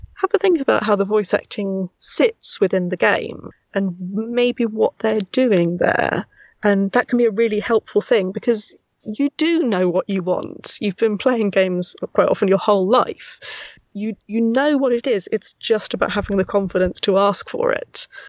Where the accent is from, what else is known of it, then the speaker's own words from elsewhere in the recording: Milton Keynes, South East England, United Kingdom; accent: Milton Keynes; this weird Milton Keynes accent. That's where I'm from